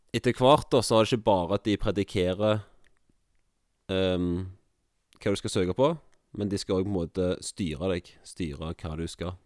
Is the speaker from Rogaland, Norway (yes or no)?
yes; Jørpeland, Rogaland, Norway; moved away as an adult; now in Kviteseid, Norway; Jeg er fra Rogaland, jeg er fra Jørpeland